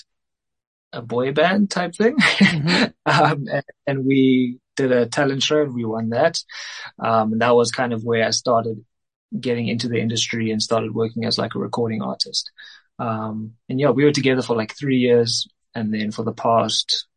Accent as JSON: {"language": "English", "town": "Cape Town", "region": "Western Cape", "country": "South Africa", "tie": "born or raised there", "moved": "as an adult", "lives_now": "Johannesburg, South Africa", "said": "I'm originally from Cape Town, but I moved up here, I think 6, 7 years ago"}